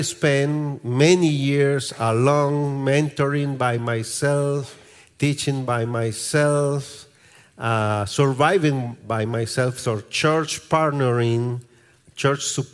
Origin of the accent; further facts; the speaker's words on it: Lima, Peru; moved away as an adult; also born or lived in Dominican Republic; now in Santiago, Dominican Republic; I'm originally from Peru. I'm Inca Indian.